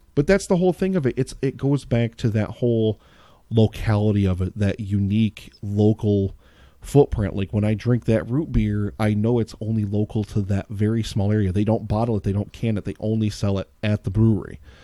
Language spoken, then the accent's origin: English; Pennsylvania, United States; I grew up in Pennsylvania